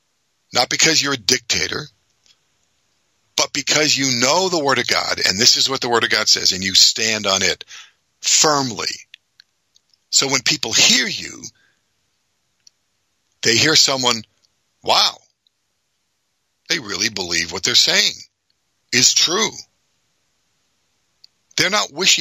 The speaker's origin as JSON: {"language": "English", "town": "Boston", "region": "Massachusetts", "country": "United States", "also_born_or_lived": "Philadelphia", "moved": "yes", "said": "I'm from Boston, the Boston area originally"}